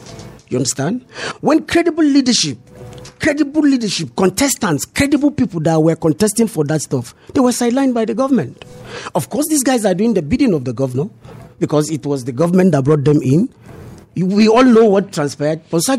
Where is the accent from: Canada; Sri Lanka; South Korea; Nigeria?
Nigeria; Southern Senatorial Zone, Plateau; I am from the Southern Senatorial Zone.